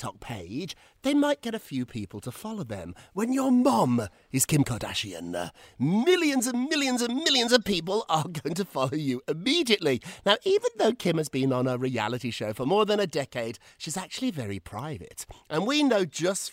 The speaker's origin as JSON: {"language": "English", "region": "Scotland", "country": "United Kingdom", "tie": "born or raised there", "moved": "yes", "lives_now": "New York City, United States", "said": "I grew up in Scotland"}